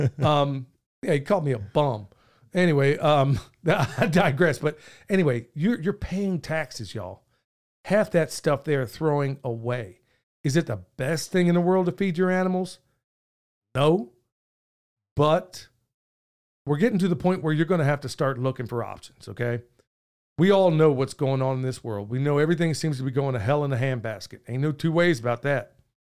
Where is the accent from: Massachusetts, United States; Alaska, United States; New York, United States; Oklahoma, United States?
Oklahoma, United States; moved away; I grew up in Oklahoma